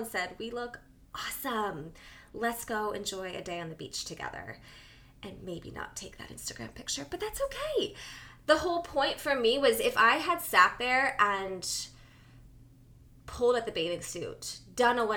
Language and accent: English; New Jersey, United States; I'm from Jersey